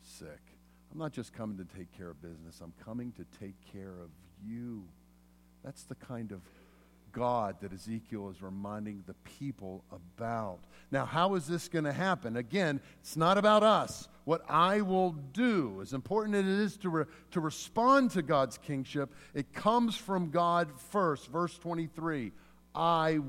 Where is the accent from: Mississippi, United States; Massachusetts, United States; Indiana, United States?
Mississippi, United States; moved away; also born or lived in Pennsylvania; I was born in Mississippi, but then I was taken into exile to a far and distant pagan country of Pennsylvania